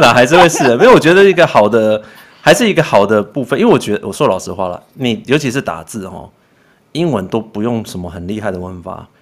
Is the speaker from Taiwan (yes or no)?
yes; Taiwan; 就跟以前讲我们台湾人嘛